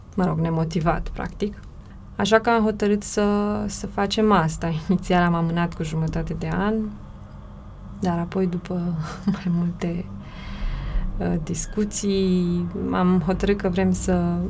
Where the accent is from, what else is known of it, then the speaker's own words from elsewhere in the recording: Romania; moved away as an adult; also born or lived in Bucharest; în orașul natal, fiindcă amândoi suntem din același oraș